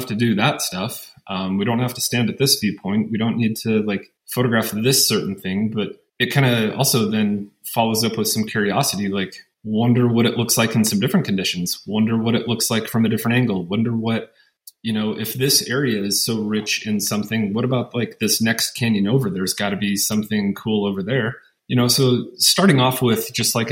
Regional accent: Western Montana, United States; also born or lived in Seattle, Washington / Utah; now in La Verkin, Utah, United States; was born and raised in Montana, in Western Montana

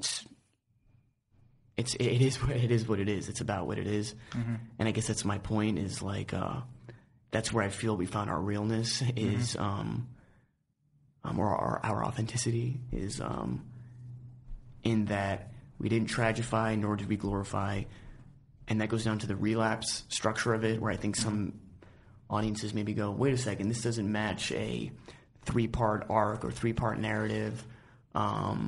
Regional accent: New York, United States; I grew up in New York

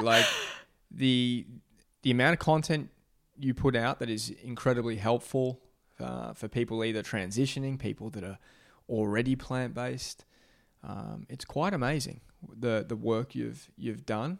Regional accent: Australia; I'm from Australia

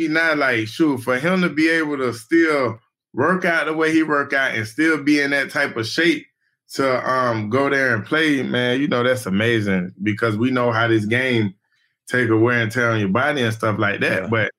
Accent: Orlando, Florida, United States; you know, I'm from Orlando. I stay in Orlando.

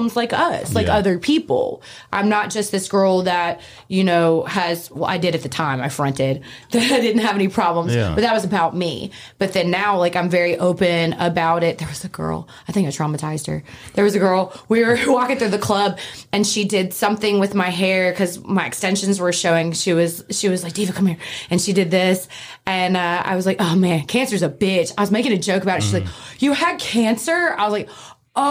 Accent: Oxford, Mississippi, United States; I'm from Oxford, Mississippi

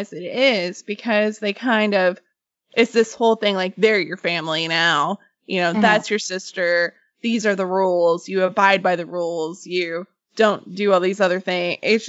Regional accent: Arkansas, United States; We're from Arkansas.

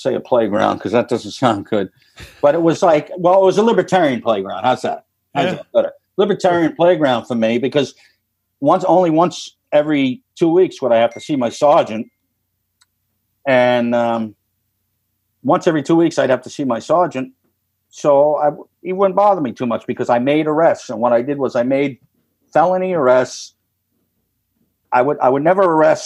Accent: New York, United States; moved away as an adult; also born or lived in Florida; I'm from New York

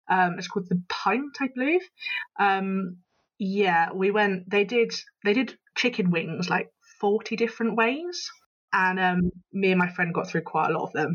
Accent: Bristol, South West England, United Kingdom; I am, as you can probably tell from my accent, Bristol born and, born and bred

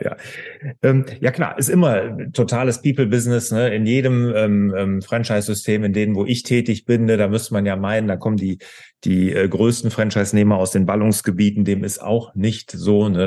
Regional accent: Bergisches Land, North Rhine-Westphalia, Germany; ich komme ja so aus dem Bergischen

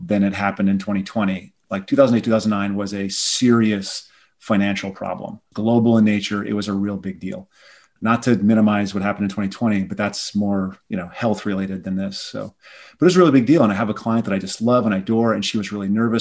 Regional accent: South Dakota, United States; I'm from South Dakota, and my family growing up, we were not a family of means

